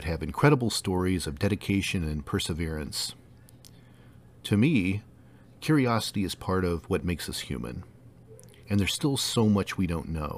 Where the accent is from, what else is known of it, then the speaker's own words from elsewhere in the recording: Indiana, United States; my home state of Indiana